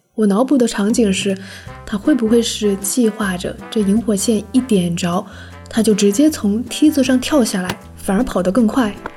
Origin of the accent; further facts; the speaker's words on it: Wenzhou, Zhejiang, China; 我的家乡温州，作为一个比较早开埠的沿海城市